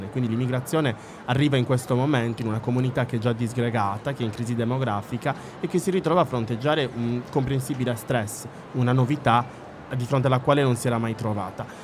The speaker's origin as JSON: {"language": "Italian", "region": "Sardinia", "country": "Italy", "said": "avere una scrittrice nella quale ci possiamo riconoscere anche in quanto sardi"}